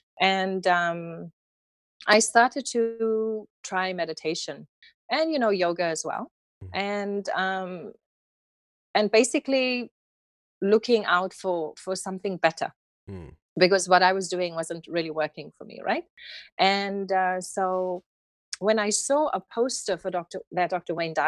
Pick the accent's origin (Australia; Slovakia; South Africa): South Africa; Cape Town, Western Cape; accent: South African; I was born and raised in the city of Cape Town.